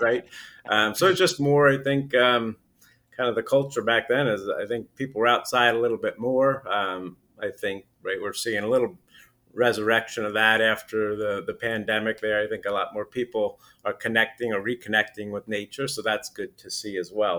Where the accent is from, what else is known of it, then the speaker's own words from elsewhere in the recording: Putnam County, New York, United States; I, I grew up in, uh, Putnam County, New York, which is about forty miles north of, uh, New York City